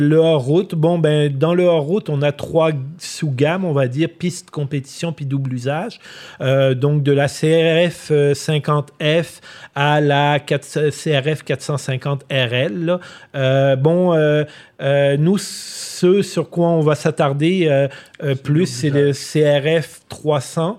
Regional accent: Quebec, Canada; chez nous au Québec

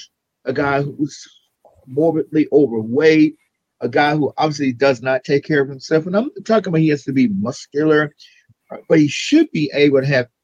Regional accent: South Louisiana, United States; I'm from South Louisiana

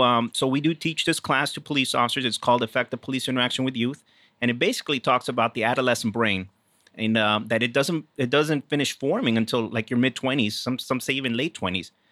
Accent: South Texas, United States; moved away as an adult; also born or lived in Houston; I am originally from Texas

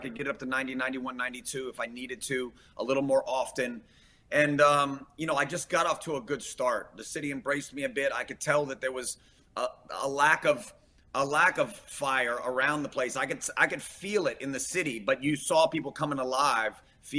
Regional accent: Brooksville, Florida, United States; my hometown of Brooksville.

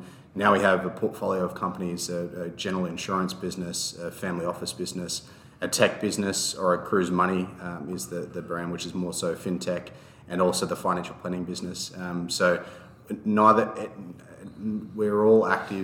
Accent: Evans Head, New South Wales, Australia; also born or lived in Brisbane, Australia; I'm from Evans Head in northern New South Wales

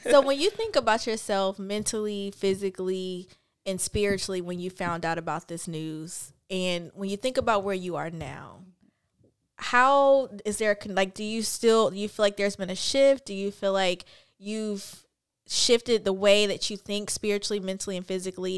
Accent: Pensacola, Florida, United States; We're from Pensacola, Florida.

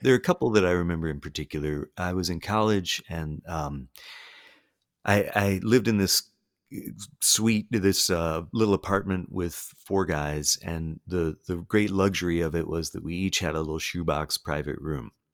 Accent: the South, United States; I grew up here

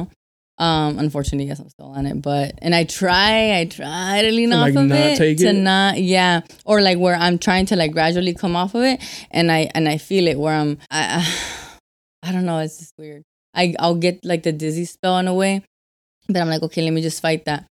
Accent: Arizona, United States; I'm from Arizona

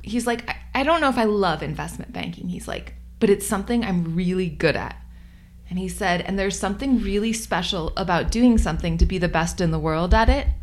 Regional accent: Boulder, Colorado, United States; I grew up swimming here in Boulder at Rally Sport

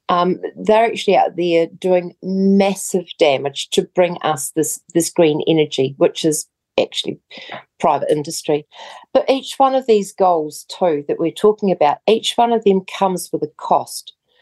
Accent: New Zealand; So as a New Zealander, you will no longer be able to just go.

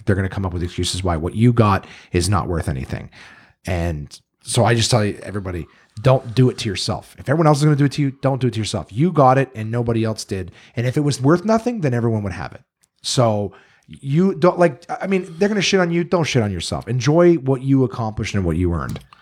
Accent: Ottawa, Ontario, Canada; I moved here when I was one or two

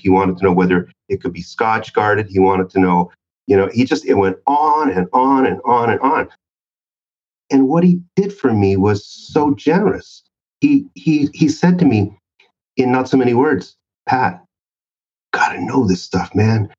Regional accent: Canada; I'm from Canada

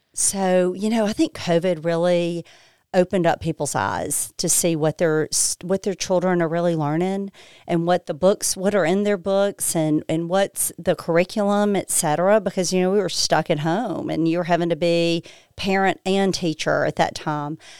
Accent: Lexington, Mississippi, United States; moved away as an adult; also born or lived in Alabama; I was born and raised in Lexington, Mississippi, Holmes County

